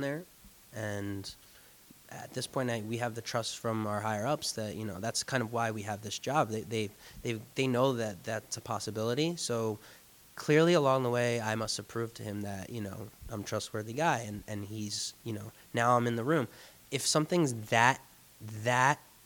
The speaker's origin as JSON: {"language": "English", "area": "Jersey Shore", "region": "New Jersey", "country": "United States", "also_born_or_lived": "New York City", "moved": "as an adult", "said": "I'm from the Jersey Shore, and I left it to go work full-time in the city"}